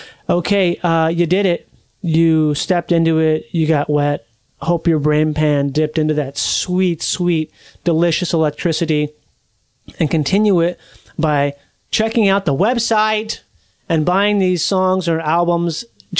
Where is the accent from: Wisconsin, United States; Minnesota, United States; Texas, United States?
Minnesota, United States; now in Southern California, United States; I'm from Minnesota.